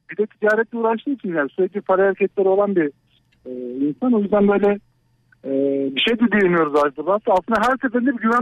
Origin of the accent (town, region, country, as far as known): İzmit, Kocaeli, Turkey